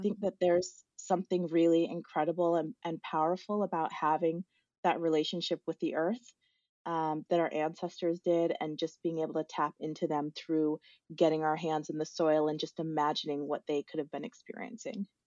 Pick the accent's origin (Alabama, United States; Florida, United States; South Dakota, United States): South Dakota, United States; I grew up in South Dakota, was born and raised there.